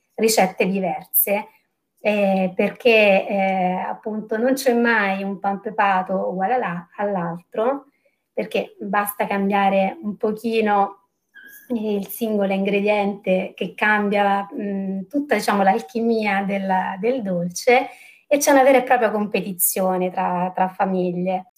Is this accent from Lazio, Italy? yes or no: no; Terni, Umbria, Italy; io mm, vengo da, da, Terni e la storia della, mm, che mi piace raccontare appunto è, è proprio un prodotto tipico della, di Terni, della, della mia città